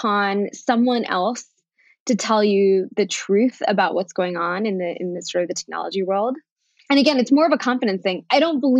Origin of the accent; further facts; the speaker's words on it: United States; first language Bengali; English is a second language; also born or lived in New York City; now in Denver, United States; Bengali was actually my first language, interestingly enough, despite the fact that I was born here.